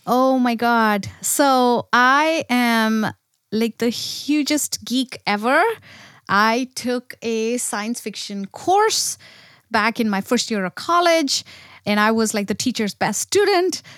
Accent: India; moved away; I grew up in India

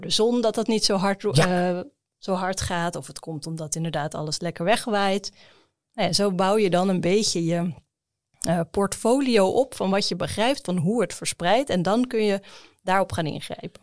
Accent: Netherlands; als Nederlander

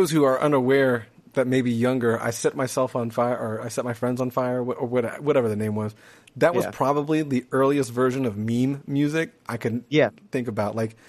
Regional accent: North Florida, United States; I'm from the North Florida

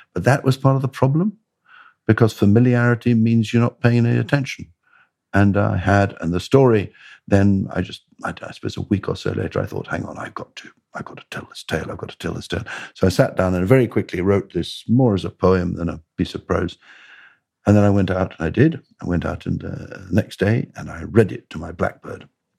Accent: Bradwell, East of England, United Kingdom; I grew up in Essex, near a place called Bradwell.

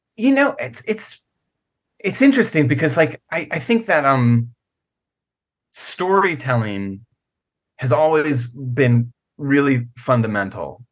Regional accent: Virginia, United States; I grew up in Virginia

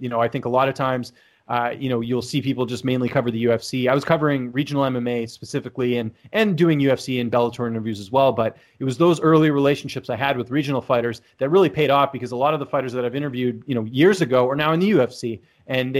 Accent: Vancouver, British Columbia, Canada; I'm from Canada, actually from Vancouver, born and raised there.

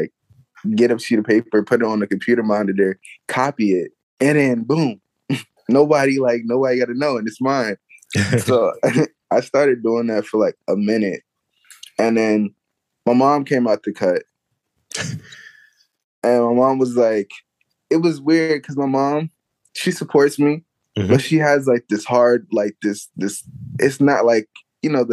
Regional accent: Prince George's County, Maryland, United States; moved away as an adult; now in Baltimore, United States; I'm originally from PG County

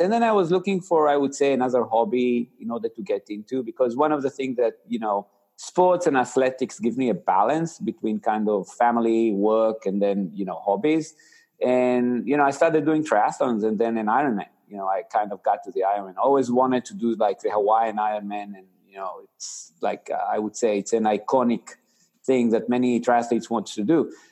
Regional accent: Israel; accent: Israeli; moved away; I actually grew up in Israel. So you know that's why you know your audience can you know sees my funny accent it's actually an israeli accent

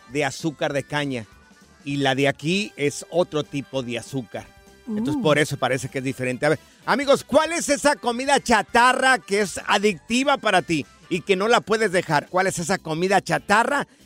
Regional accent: Durango, Mexico; moved away; donde yo soy de Durango

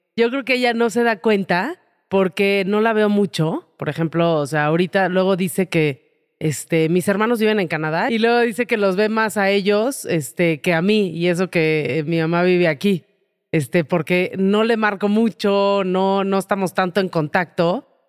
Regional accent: Mexico

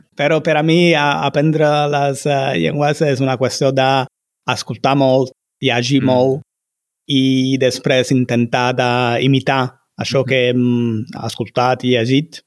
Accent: Naples, Campania, Italy; Catalan is a second language; jo sóc de, de Nàpols, que es troba al sud d'Itàlia

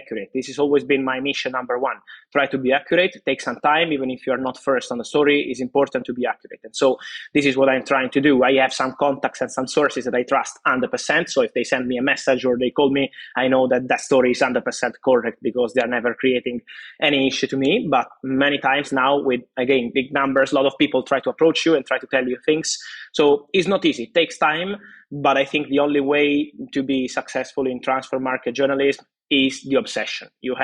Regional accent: Naples, Campania, Italy; I was in Napoli, I'm from Napoli, my family's still there

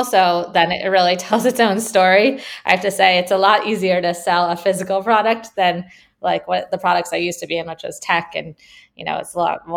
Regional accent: California, United States; also born or lived in Michigan; I'm from California

